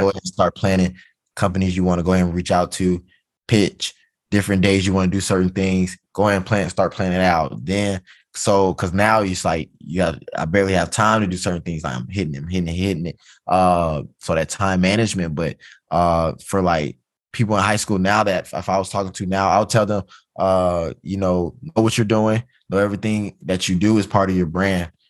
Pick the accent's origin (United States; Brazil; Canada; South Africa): United States; Georgia; moved away as an adult; I'm from Georgia